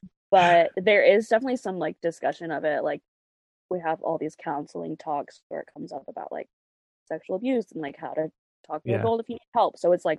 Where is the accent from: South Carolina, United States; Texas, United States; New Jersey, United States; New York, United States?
Texas, United States; Fort Worth; I'm from Fort Worth, Texas, born and raised